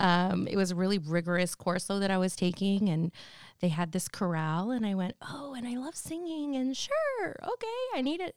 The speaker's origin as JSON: {"language": "English", "town": "San Jose", "region": "California", "country": "United States", "tie": "born or raised there", "moved": "as an adult", "lives_now": "Santa Rosa, United States", "said": "I was born and raised in San Jose, so the South Bay, uh, which is different from up here. But basically, I spent my whole childhood, young adulthood in San Jose"}